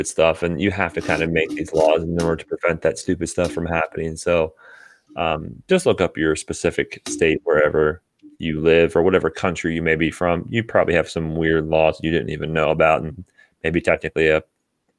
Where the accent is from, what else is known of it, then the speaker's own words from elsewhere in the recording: Western Pennsylvania, United States; moved away; I'm originally from Western Pennsylvania.